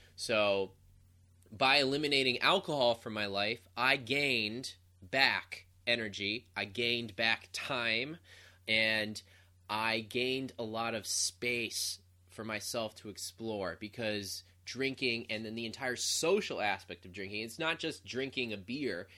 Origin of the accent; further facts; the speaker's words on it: Ohio, United States; moved away as an adult; left my hometown of Ohio